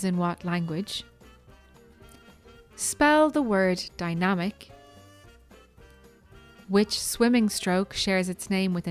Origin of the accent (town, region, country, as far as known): Ireland